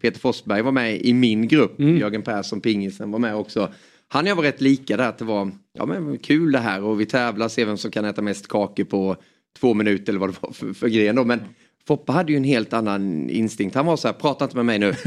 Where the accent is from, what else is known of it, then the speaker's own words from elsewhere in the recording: Småland, Sweden; accent: Småland dialect; also born or lived in Hjärup, Skåne; vi flyttade därifrån när jag var bara några månader och så står att jag är skåning men har ju småländskan